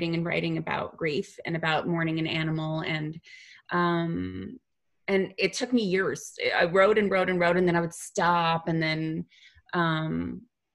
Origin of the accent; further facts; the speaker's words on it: Canada; now in Los Angeles, United States; I'm originally from Canada